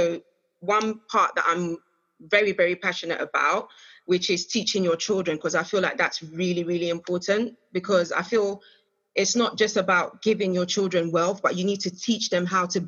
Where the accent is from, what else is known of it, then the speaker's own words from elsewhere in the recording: Ghana; I'm Ghanaian.